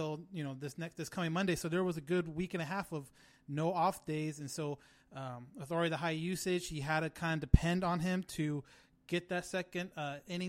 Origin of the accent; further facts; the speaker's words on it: California, United States; We're from California